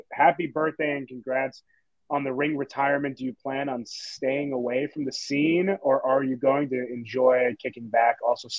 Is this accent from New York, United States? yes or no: yes; New York, United States; I'm from New York.